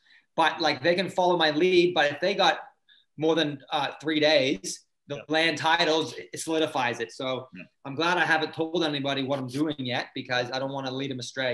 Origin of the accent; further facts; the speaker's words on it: Canada; now in Australia; I'm Canadian but I have a Canadian passport